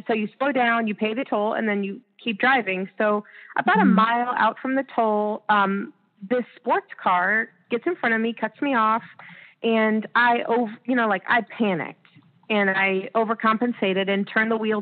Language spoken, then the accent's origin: English; Ohio, United States; now in Orlando, United States; I've been here about 10 years, and I grew up in Ohio